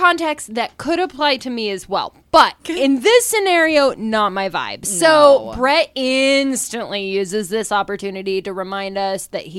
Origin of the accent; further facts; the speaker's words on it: Kansas City, United States; I always say I'm from Kansas City. I grew up in a suburb outside of Kansas City.